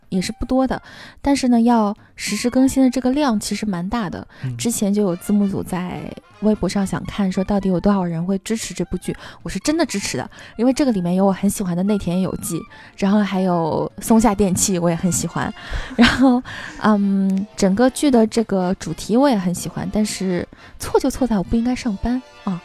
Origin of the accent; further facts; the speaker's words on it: Northeast China, China; 作为一个东北人